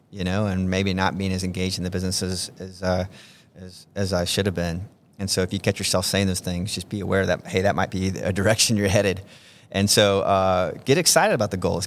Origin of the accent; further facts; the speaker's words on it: Georgia, United States; moved away as an adult; also born or lived in Omaha, Nebraska; I'm from Georgia